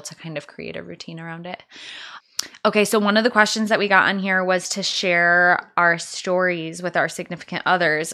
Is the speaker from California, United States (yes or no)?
no; Escanaba, Michigan, United States; moved away; I'm from Escanaba